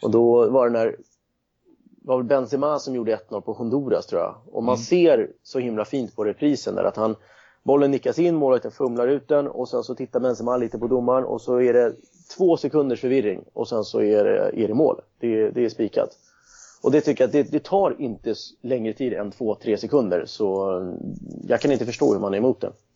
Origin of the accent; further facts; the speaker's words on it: Nacka, Stockholm County, Sweden; also born or lived in Cali, Colombia / Södermalm, Stockholm; now in Stockholm, Sweden; Jag är uppväxt i Nacka strax utanför